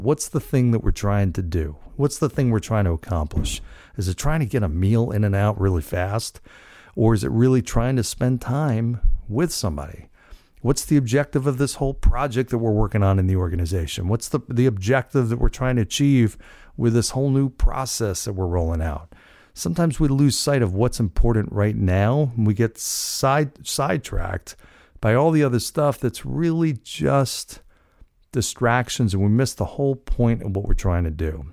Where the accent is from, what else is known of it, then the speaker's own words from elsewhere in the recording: Cranford, New Jersey, United States; moved away; my hometown of Cranford, New Jersey, where I, where I grew up, spent most of my life